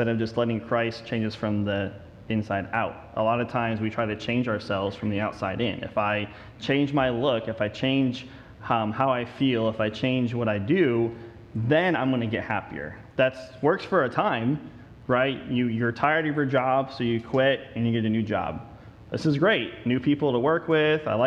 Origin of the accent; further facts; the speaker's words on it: the North, United States; now in Texas, United States; I am a Yankee